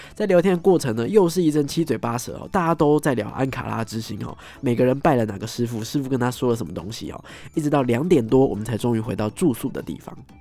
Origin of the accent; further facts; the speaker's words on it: Taiwan; 我们是台湾的密室逃脱爱好者，甚至是设计师